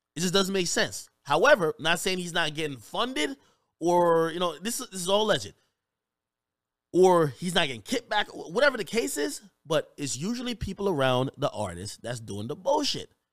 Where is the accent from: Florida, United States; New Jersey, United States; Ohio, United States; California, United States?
New Jersey, United States; I grew up in Jersey